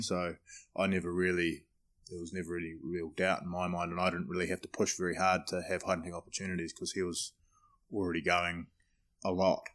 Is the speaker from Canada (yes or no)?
no; New Zealand; now in United States; I'm a Kiwi